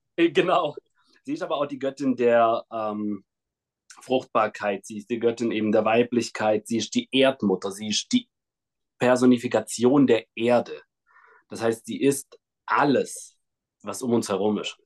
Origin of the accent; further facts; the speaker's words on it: Kazakhstan; moved away; geboren bin ich in Kasachstan in einem kleinen Dorf